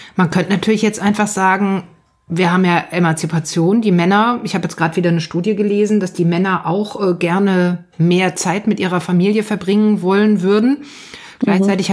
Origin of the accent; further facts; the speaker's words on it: Germany; bei uns in Deutschland